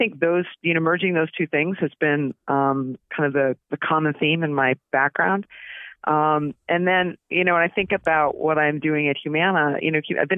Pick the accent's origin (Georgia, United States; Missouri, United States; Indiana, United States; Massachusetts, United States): Massachusetts, United States; West Newbury; moved away as an adult; now in California, United States; I grew up in Massachusetts, born and raised outside of Boston, a little town called West Newbury